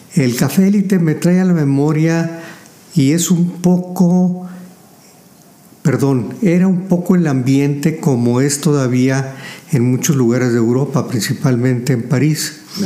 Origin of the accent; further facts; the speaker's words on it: Saltillo, Coahuila, Mexico; also born or lived in La Madrid, Coahuila; Los recuerdos que tengo fue de la calle de Juárez aquí en Saltillo